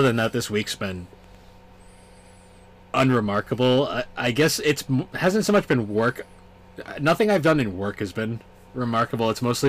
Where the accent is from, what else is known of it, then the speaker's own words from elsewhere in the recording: New England, United States; So we're from New England